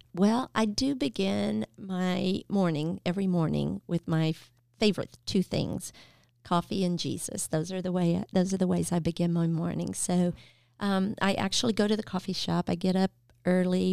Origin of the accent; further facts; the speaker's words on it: Nashville, Tennessee, United States; moved away as an adult; in Nashville that can actually say this is where I was born and raised.